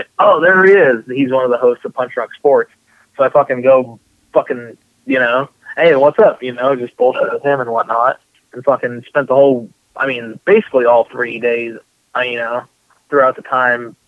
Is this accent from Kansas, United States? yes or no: no; Puyallup, Washington, United States; I grew up in Puyallup